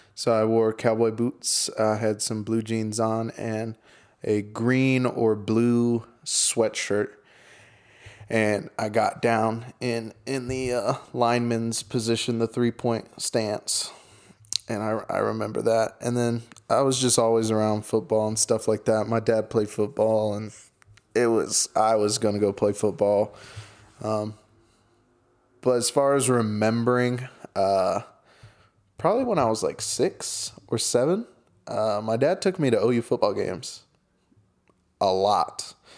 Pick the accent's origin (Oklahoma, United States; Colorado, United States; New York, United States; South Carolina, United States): Oklahoma, United States; I'm from Oklahoma